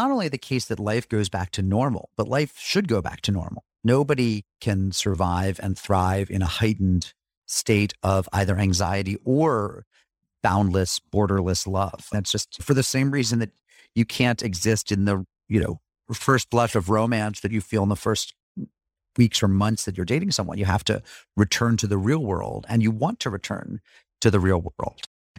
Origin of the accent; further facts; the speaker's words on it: New England, United States; I did visit a lot, and my dad's from there, but I'm from New England, and this was really new ground for me, new territory.